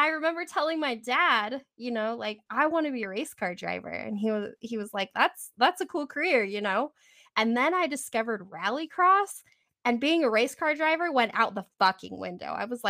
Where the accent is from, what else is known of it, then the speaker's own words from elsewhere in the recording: Wyoming, United States; Well, growing up in Wyoming, I mean, that was normal, you know, having 6, 7, 8 feet of snow.